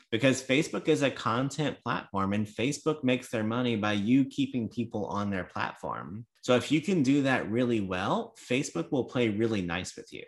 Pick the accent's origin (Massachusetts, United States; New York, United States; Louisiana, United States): Louisiana, United States; I'm from Louisiana